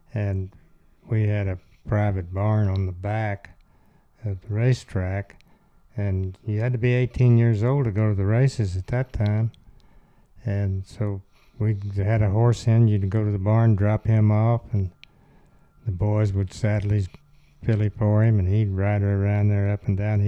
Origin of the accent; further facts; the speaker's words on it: Oklahoma, United States; also born or lived in Texas Panhandle; I was born in Oklahoma, and my grandparents on my mother's side were wheat farmers and moved to the panhandle of Texas. And they had so I kind of lived with them off and on when I was young